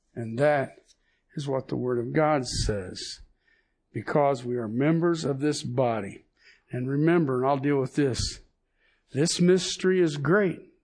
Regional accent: United States; me being an American

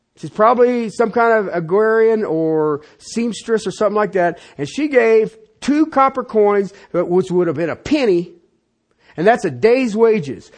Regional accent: United States; I was born in the United States

